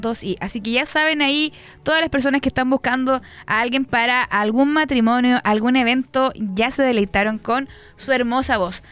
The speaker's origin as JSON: {"language": "Spanish", "town": "Concepción", "region": "Biobío", "country": "Chile", "said": "Yo también soy muy penquista."}